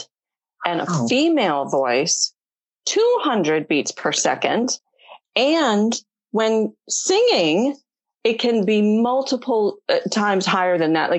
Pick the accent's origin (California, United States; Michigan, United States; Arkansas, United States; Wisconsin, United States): Michigan, United States; Detroit; I grew up in Michigan in the Detroit area